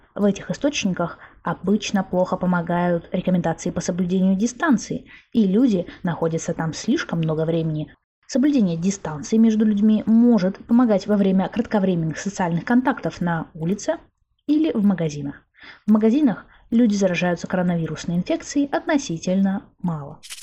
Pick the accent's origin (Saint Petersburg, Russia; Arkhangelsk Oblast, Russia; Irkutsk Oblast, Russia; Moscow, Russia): Arkhangelsk Oblast, Russia; Arkhangelsk; в моем родном городе Архангельске